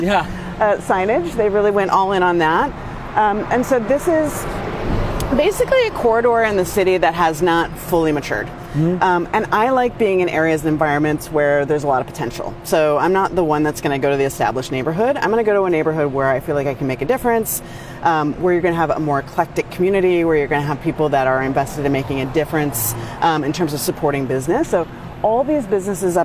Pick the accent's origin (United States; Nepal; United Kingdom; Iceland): United States; Idaho; also born or lived in Tucson, Arizona; now in Washington, D.C., United States; I grew up in Idaho where if you needed something done, you just learned how to do it